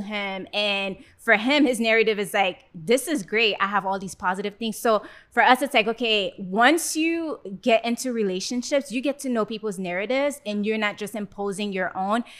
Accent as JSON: {"language": "English", "country": "Haiti", "tie": "born or raised there", "also_born_or_lived": "West Palm Beach, Florida, United States", "moved": "yes", "lives_now": "Gainesville, United States", "said": "I grew up in Haiti before moving to West Palm Beach"}